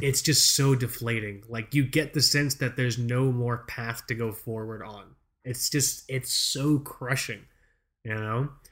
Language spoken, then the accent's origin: English; United States; Our parents aren't from here, but we were born here.